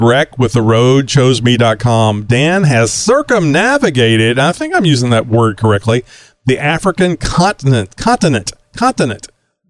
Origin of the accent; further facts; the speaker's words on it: Australia; I think he's actually in the outback. I'm so Australian.